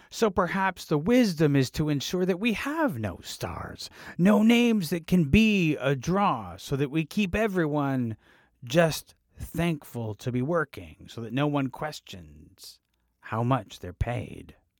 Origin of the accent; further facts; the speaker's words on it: Canada; being Canadian